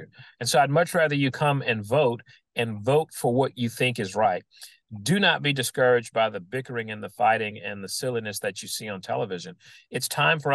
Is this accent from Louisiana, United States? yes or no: yes; New Orleans, Louisiana, United States; a kid growing up in New Orleans